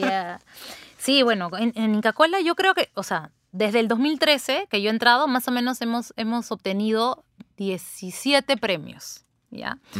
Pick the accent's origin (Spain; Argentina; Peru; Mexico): Peru; los peruanos somos así